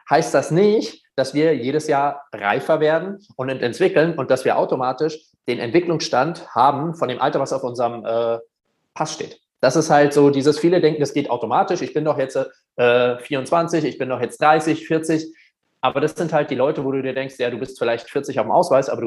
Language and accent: German; Germany; Aber er so, hey, du bist doch auch Deutscher, oder? Und ich so, ja.